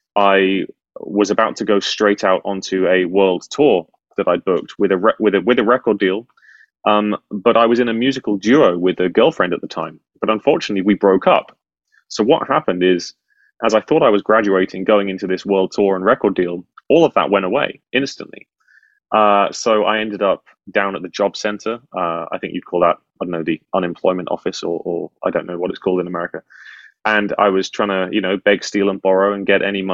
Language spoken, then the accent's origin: English; United Kingdom; as a Brit